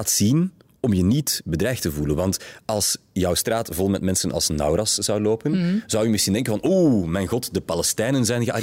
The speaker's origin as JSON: {"language": "Dutch", "region": "Flanders", "country": "Belgium", "said": "Wat verbindt ons drie hier aan tafel als Vlaming?"}